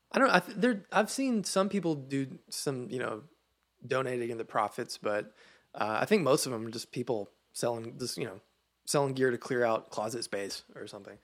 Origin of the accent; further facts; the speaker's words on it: Sparta, Tennessee, United States; Middle Tennessee